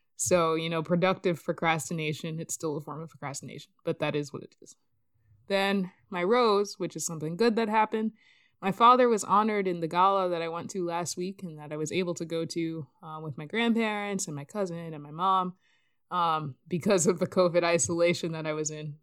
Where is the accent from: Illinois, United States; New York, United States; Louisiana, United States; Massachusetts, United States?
Massachusetts, United States; Boston; I was born in Boston, so I always have this, like, soft spot